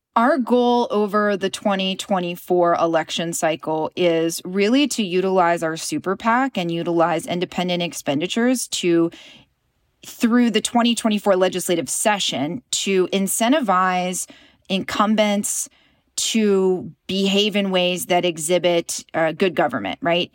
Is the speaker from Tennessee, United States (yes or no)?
yes; Knoxville, Tennessee, United States; I was raised in a pretty conservative environment. I'm from East Tennessee. I'm from Knoxville.